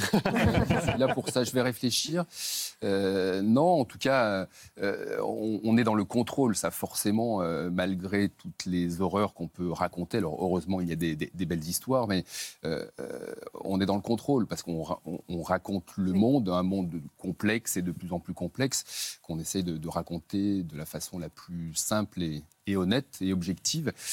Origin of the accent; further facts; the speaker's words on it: Saint-Étienne, Auvergne-Rhône-Alpes, France; je suis né à Saint-Etienne, à quelques centaines de ah. mètres du Chaudron